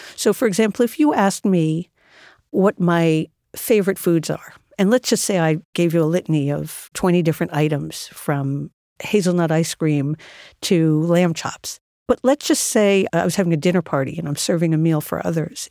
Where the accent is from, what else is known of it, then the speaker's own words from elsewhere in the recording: New York City, New York, United States; I spent my entire life in and around New York City